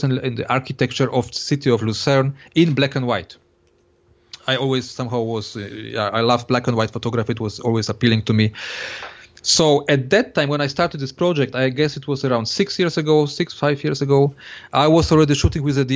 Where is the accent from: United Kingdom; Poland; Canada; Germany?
Poland; I was born in Poland